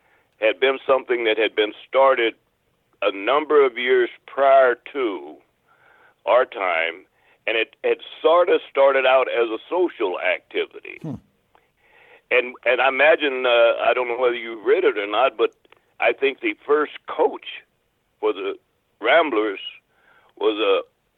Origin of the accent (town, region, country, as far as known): Topeka, Kansas, United States; born or raised there